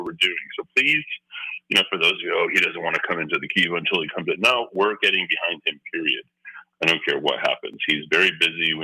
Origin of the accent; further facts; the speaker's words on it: Clovis, New Mexico, United States; growing up in Clovis.